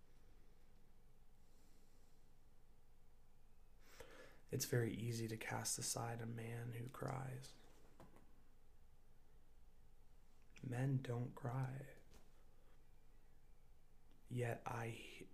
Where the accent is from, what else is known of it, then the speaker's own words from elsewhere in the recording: United States; growing up in America